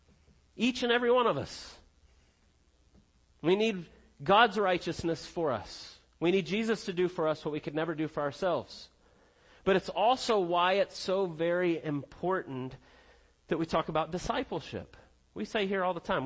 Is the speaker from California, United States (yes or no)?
no; Connecticut, United States; also born or lived in South Carolina; now in Georgia, United States; growing up in Connecticut